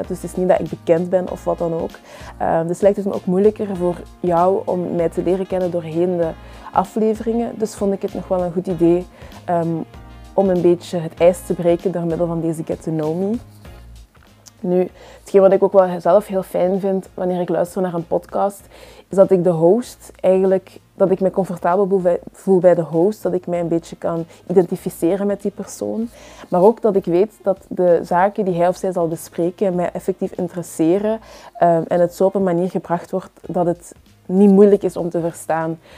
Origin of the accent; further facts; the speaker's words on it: Belgium; Ik ben zelf hier geboren in België, maar dat maakt mij niet per se enkel Belg.